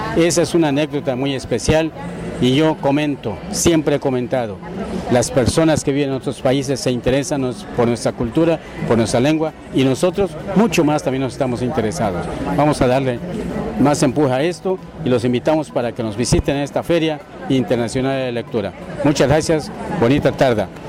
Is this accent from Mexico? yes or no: yes; Valladolid, Yucatán, Mexico; also born or lived in Ciudad Guzmán, Jalisco / Mérida, Yucatán; soy de Valladolid, Yucatán